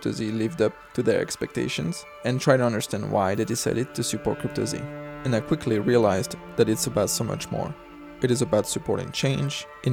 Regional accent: Paris, Île-de-France, France; accent: Parisian; moved away as an adult; now in United States; I grew up in Paris. I moved to the United States

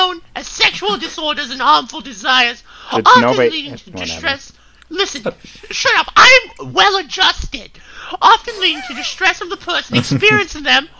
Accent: Boston, Massachusetts, United States; I'm normal, okay? I'm from Boston. I'm normal.

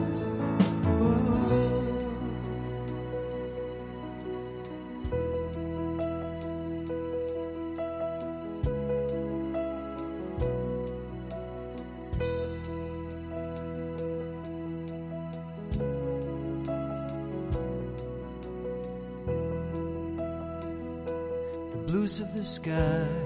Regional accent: New Zealand; moved away as an adult; now in Melbourne, Australia; I'm actually from New Zealand, if you hadn't guessed already with the accent. I'm living in Melbourne. I've been here about 20 years.

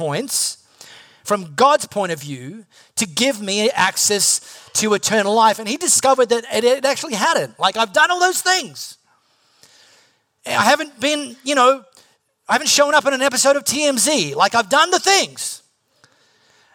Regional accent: High Wycombe, South East England, United Kingdom; I'm not Singaporean. I'm from High Wycombe.

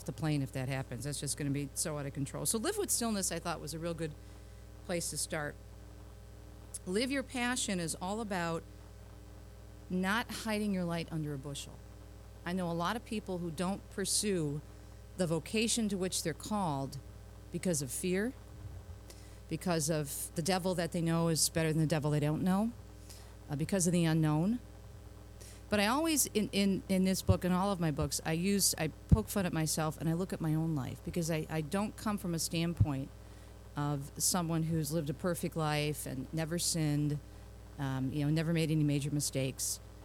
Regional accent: Detroit, Michigan, United States; my hometown of Detroit

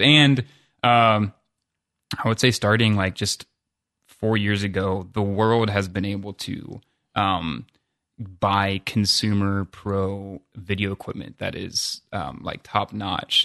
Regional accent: Columbus, Ohio, United States; I'm from Columbus

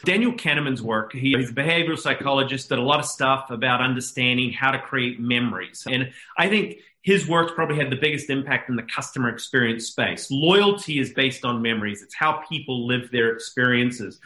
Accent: New Zealand; moved away as an adult; I'm a Kiwi based in New Zealand the first 21 years

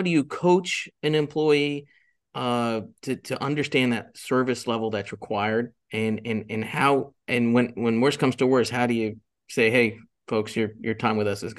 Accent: Jupiter, Florida, United States; But I grew up in Jupiter, Florida for a couple of years

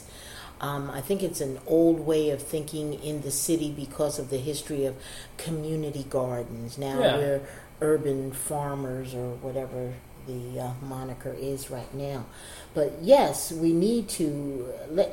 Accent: Philadelphia, Pennsylvania, United States; I grew up in Germantown

